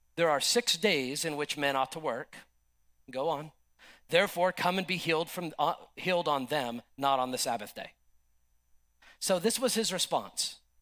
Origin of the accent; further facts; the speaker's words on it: United States; I love my country. I support my country. I'm an American